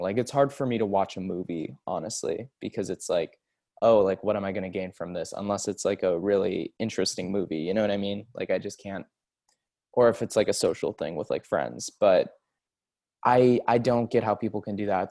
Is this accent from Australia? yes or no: no; Seattle, Washington, United States; I'm from Seattle